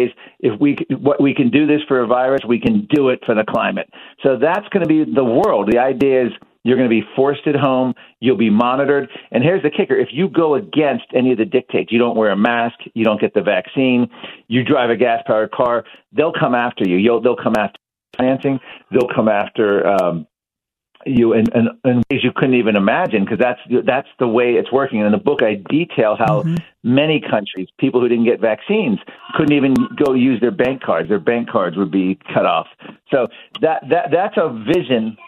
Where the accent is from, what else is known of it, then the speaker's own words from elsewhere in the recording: Virginia, United States; In Virginia, my home state